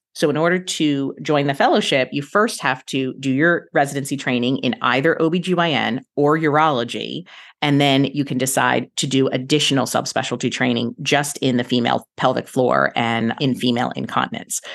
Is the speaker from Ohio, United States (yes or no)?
no; Philadelphia, Pennsylvania, United States; moved away as an adult; now in Central Florida, United States; I was born and raised in Philadelphia area